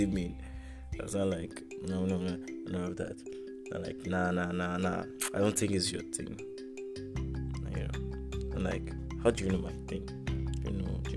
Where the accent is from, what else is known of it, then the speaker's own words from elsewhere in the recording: Jos, Plateau, Nigeria; now in Abuja, Nigeria; I am from Jos Plateau State, from Jos South. Precisely, I am Biram